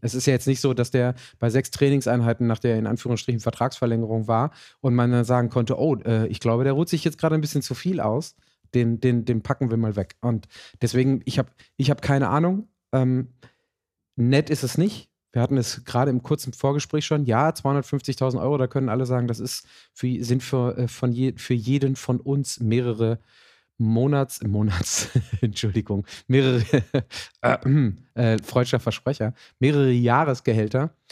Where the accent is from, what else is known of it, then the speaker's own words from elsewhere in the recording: Germany; als Deutsche in unserer Kultur